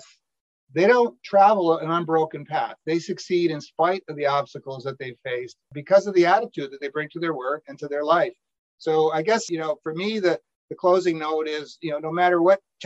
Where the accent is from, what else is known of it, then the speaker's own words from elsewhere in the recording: Saratoga Springs, New York, United States; I grew up in the Saratoga, New York area